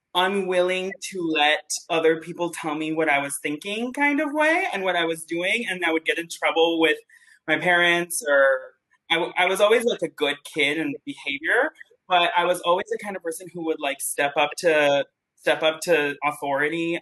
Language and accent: English; Mexico City, Mexico; moved away as an adult; also born or lived in Oak Park, Illinois; I'm originally from Mexico City.